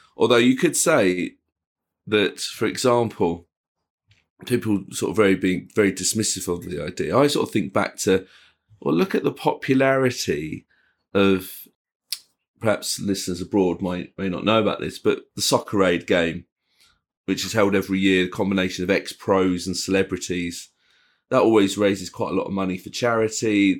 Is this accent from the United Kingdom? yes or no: yes; England, United Kingdom